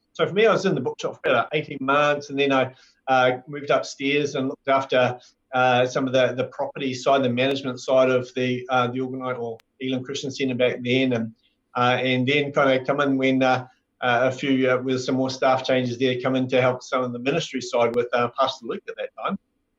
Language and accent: English; Hamilton, Waikato, New Zealand; also born or lived in Nelson / Blenheim; And so then we shifted to Nelson, and then we shifted to Blenheim. But I call Hamilton was my hometown because I spent, you know, most of our life, well, my life there, about 25-something years.